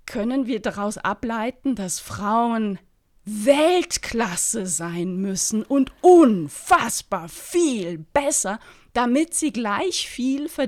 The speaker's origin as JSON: {"language": "German", "region": "Berlin", "country": "Germany", "said": "als Berlinerin als, als Berliner"}